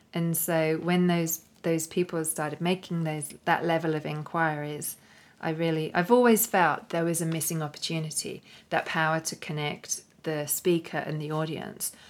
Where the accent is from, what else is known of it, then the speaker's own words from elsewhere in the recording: London, United Kingdom; moved away as an adult; now in Australia; here in London, which was originally my hometown, uh, my original stomping ground before I moved to Australia.